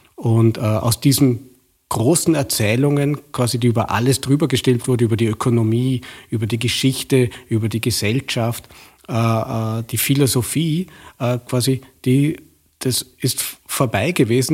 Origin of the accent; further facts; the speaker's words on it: Vorarlberg, Austria; Vorarlberger, der im bekannt liberalen Vorarlberg auch in den 70er Jahren aufgewachsen bin